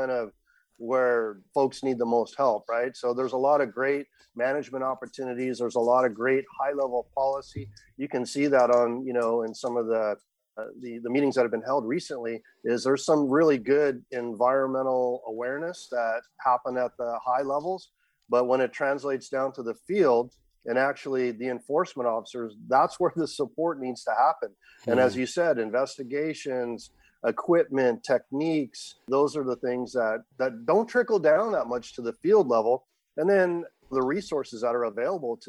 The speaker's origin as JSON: {"language": "English", "region": "Hawaii", "country": "United States", "tie": "born or raised there", "said": "I was born in Hawaii, grew up there, spent all my time around the water"}